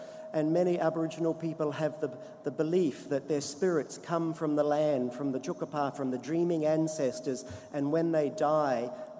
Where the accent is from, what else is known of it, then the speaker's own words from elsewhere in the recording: New Zealand; now in Australia; as a New Zealander